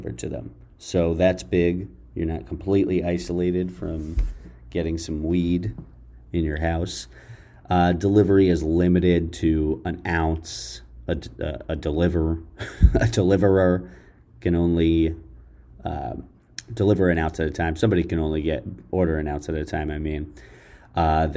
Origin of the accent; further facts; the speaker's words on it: Jersey City, New Jersey, United States; my hometown, the town I live in, Jersey City, New Jersey